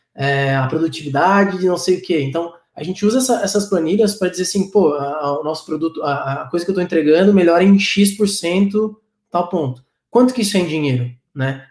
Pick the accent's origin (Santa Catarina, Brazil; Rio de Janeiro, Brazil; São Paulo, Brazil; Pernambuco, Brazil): Santa Catarina, Brazil; Florianópolis; eu sou manezinho, né? Então, é, tam, sou, da, sou da terra aqui de Floripa